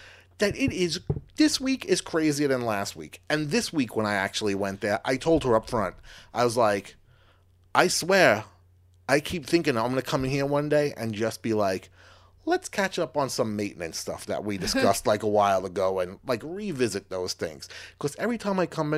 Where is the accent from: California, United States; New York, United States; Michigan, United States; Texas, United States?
New York, United States; Long Island; growing up in Long Island, like, oh, this is me about a fishing hole and catching some fish with my grandpa's.